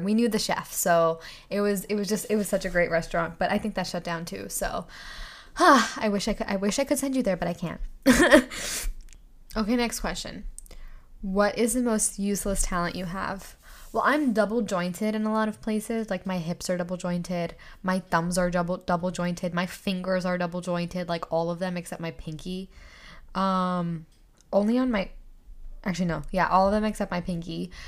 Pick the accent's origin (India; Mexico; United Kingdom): India; moved away; I grew up in India